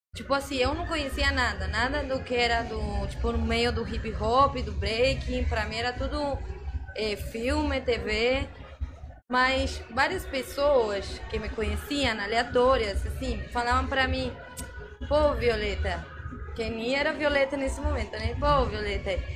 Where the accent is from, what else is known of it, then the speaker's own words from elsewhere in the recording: Argentina; Portuguese is a second language; moved away as an adult; also born or lived in São Paulo, Brazil; now in Rio de Janeiro, Brazil; eu sou argentina, mas como falava, moro aqui há mais de quatro anos, quase cinco anos.